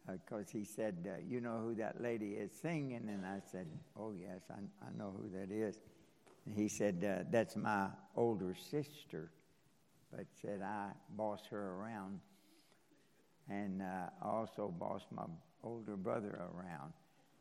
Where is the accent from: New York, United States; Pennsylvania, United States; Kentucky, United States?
Kentucky, United States; moved away; I was born and raised in Kentucky